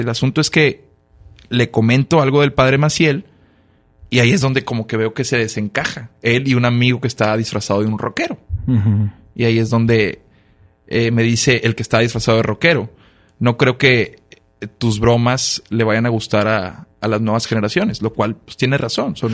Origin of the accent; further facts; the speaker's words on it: Monterrey, Nuevo León, Mexico; soy regio